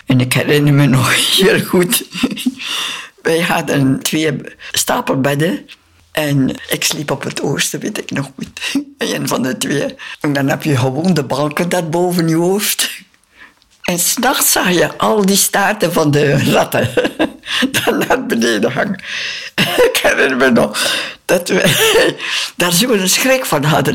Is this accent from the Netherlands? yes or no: no; Belgium; moved away as an adult; also born or lived in Philippines